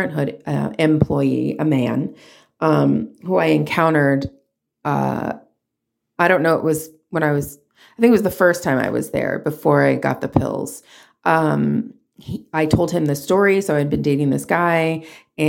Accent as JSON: {"language": "English", "region": "Southern California", "country": "United States", "also_born_or_lived": "Hollywood, California", "said": "I'm from Southern California"}